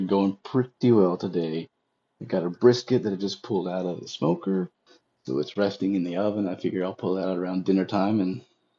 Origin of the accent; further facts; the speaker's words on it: Maryville, Tennessee, United States; moved away as an adult; So I'm calling in from Maryville, Tennessee, or as the locals call it, Maryville. This is actually my hometown. But, you know, after a long time of being away, felt like now was the time to head back to the roots.